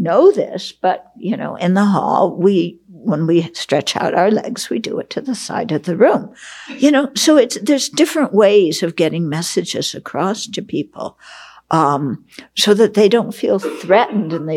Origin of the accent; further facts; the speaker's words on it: West Coast, United States; I grew up on the West Coast